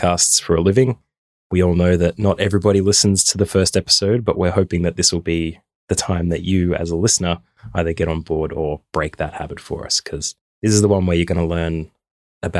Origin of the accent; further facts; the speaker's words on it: Australia; also born or lived in London; I've been in Australia for my entire life, give or take a year in London, and haven't lived in Ireland at all